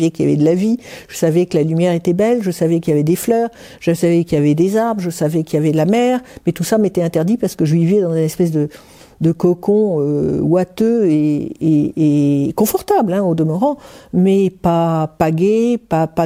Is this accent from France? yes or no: yes; Paris, Île-de-France, France; moved away as an adult; also born or lived in Aix-en-Provence; j'ai quitté Paris, mes parents, et je suis allé m'installer à Aix-en-Provence.